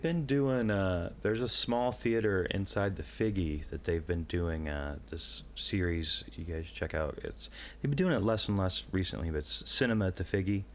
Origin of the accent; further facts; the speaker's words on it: Illinois, United States; I'm from the Quad Cities